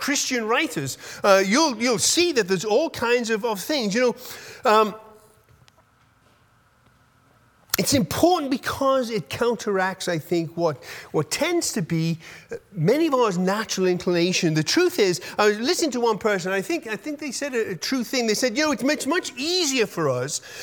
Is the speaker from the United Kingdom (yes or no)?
yes; United Kingdom; moved away; I'm British